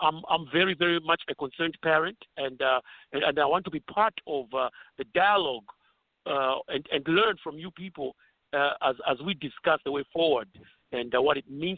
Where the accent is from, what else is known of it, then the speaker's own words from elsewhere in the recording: Zambia; now in Atlanta, United States; I came from Zambia and straight to Atlanta in 2006, and since then I've been an Atlanta resident.